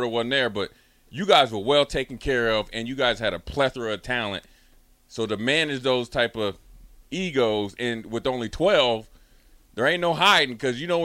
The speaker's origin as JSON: {"language": "English", "town": "Frederick", "region": "Maryland", "country": "United States", "also_born_or_lived": "Gaithersburg, Maryland / Minneapolis, Minnesota", "moved": "yes", "said": "I'm from Frederick, Gaithersburg, you know what I'm saying, with TJ, and then I went up to Minneapolis"}